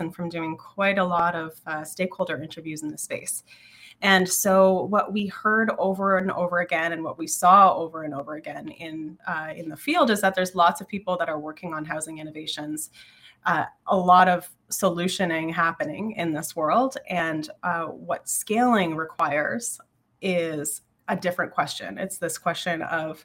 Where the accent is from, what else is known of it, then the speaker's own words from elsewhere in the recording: Southwestern Ontario, Canada; now in Ottawa, Canada; I live in Ottawa now, but I grew up in Southwestern Ontario